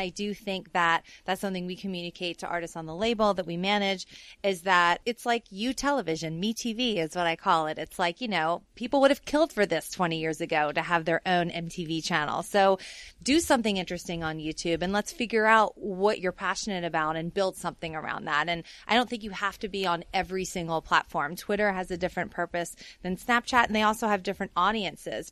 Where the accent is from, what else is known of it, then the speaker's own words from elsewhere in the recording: New Orleans, Louisiana, United States; I'm from New Orleans.